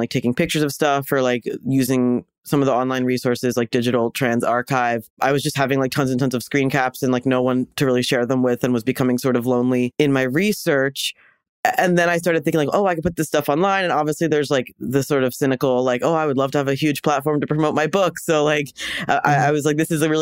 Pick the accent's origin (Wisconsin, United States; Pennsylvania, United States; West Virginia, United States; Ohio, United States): Pennsylvania, United States; Doylestown; also born or lived in Chicago / Los Angeles; now in New York, United States; I'm from Pennsylvania, so like about an hour outside of Philadelphia in a town that's sort of rural, sort of suburban. The town is called Doylestown